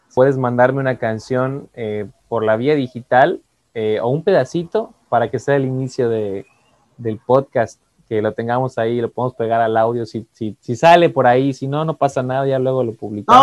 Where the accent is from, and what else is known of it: Yucatán, Mexico